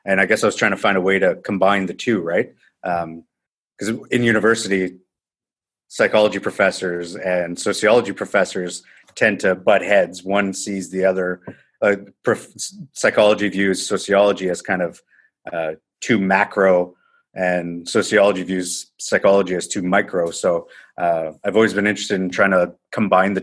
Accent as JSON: {"language": "English", "town": "Timmins", "region": "Ontario", "country": "Canada", "tie": "born or raised there", "also_born_or_lived": "Guelph, Ontario", "moved": "as an adult", "said": "I'm from a small town called Timmins, Ontario, which is about 10 hours north from where I am now."}